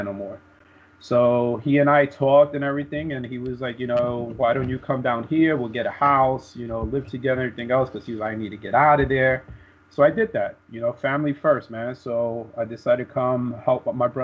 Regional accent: New York City, New York, United States; moved away as an adult; growing up in Brooklyn

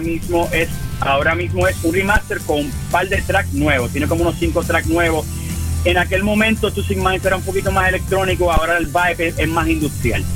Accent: western Puerto Rico, Puerto Rico; Somos, del área oeste de, Puerto Rico.

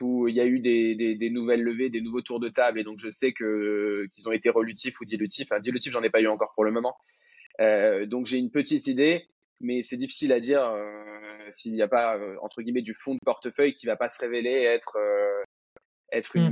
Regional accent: Madagascar; moved away as an adult; now in France; j'ai grandi à Madagascar, euh, après mon bac, je, suis arrivé en France

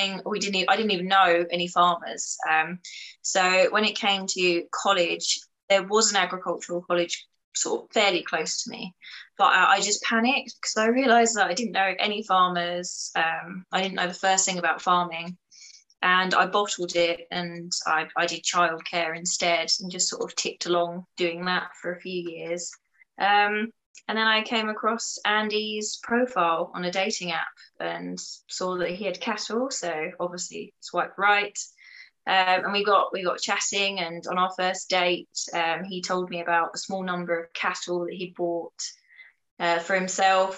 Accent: Chelmsford, East of England, United Kingdom; I grew up in Essex in Chelmsford, so it's an absolute concrete jungle

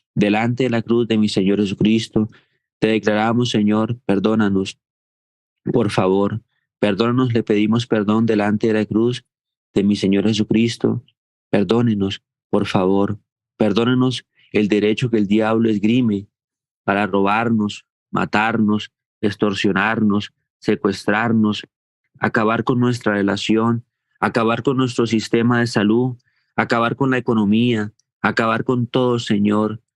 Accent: Colombia; como colombianos

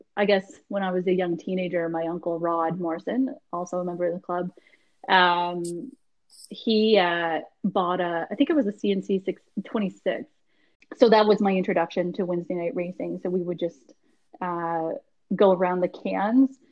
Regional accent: Halifax, Nova Scotia, Canada; born or raised there

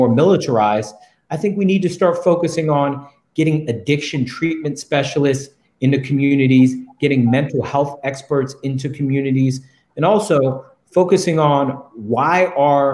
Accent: Washington, District of Columbia, United States; I'm a DC native. I'm the fifth of eight children growing up in the District of Columbia

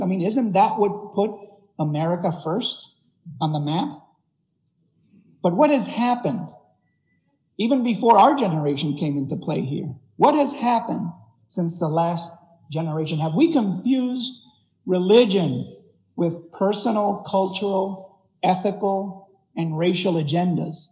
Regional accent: Puerto Rico; moved away; I was raised in Puerto Rico

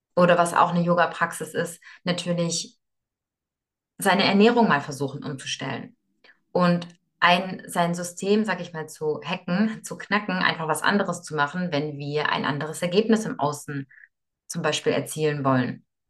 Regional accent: Moscow, Russia; moved away; ich bin in Moskau geboren

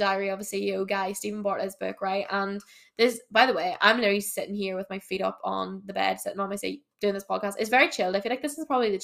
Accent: Ireland; I'm from Ireland, obviously.

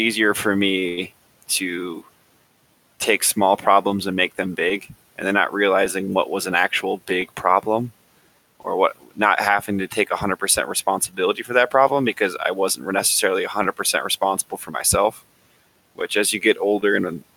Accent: South Dakota, United States; I'm from South Dakota, born and raised

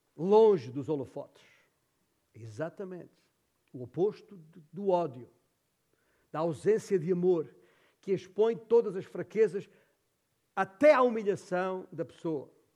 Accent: Alentejo, Portugal; moved away; esta é a terra onde eu nasci. Uh, é a terra do papá.

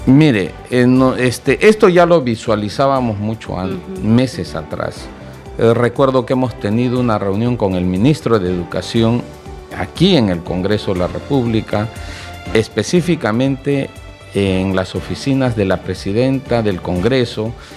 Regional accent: Arequipa, Peru; yo soy de Arequipa

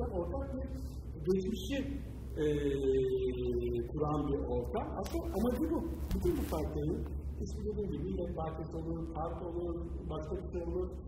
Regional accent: Istanbul, Turkey; çocukluğum orada geçti. Yani e, Taşlık'ta e, yaşadım, Taşlık'ta büyüdüm.

